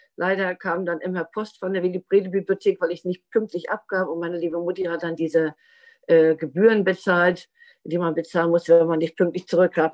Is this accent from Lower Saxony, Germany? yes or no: no; Rostock, Mecklenburg-Vorpommern, Germany; also born or lived in Friedland, Mecklenburg; Ich bin 1961 in Friedland in Mecklenburg geboren. Aufgewachsen bin ich allerdings vorwiegend in Rostock